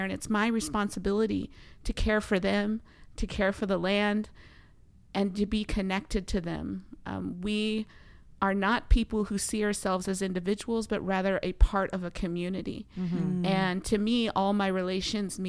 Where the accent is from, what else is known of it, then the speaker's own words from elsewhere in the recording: Delta Junction, Alaska, United States; I was born and raised in the heart of Alaska amongst my mother's people, the Upper Otna Athabascan people of Mentasta, and I was raised in Delta Junction, Alaska